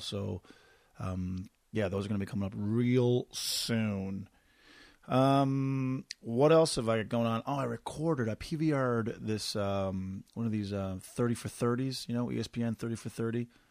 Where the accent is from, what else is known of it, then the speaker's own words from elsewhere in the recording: Corner Brook, Newfoundland and Labrador, Canada; moved away; back to my hometown of Cornerbrook, one of the prettiest places on the planet